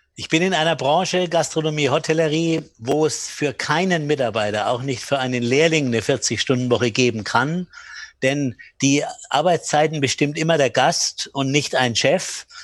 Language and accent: German; Bamberg, Bavaria, Germany; meinen Kinderspielplatz in Bamberg, wo ich aufgewachsen bin